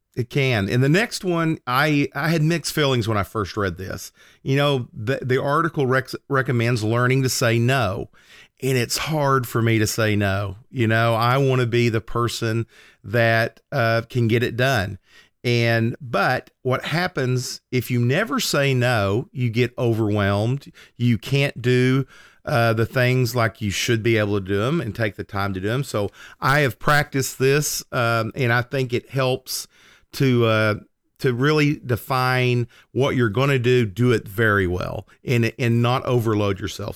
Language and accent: English; Oklahoma, United States; I was driving from my small town that I grew up in, that I still lived in, to Oklahoma City, which was about an hour drive.